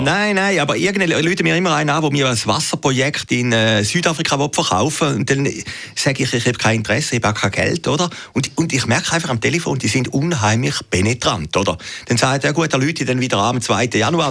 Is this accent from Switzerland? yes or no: yes; Switzerland